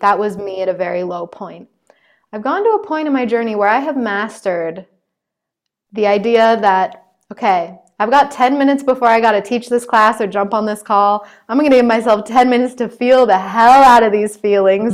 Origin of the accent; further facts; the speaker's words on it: United States; I'm still an American